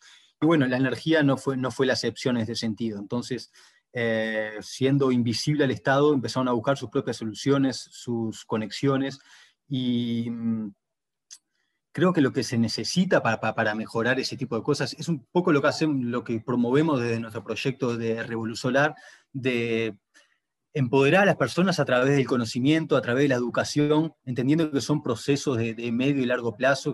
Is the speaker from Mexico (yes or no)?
no; Uruguay; moved away as an adult; now in Brazil; yo soy de Uruguay, ¿no? pero hace cinco años que vivo en Brasil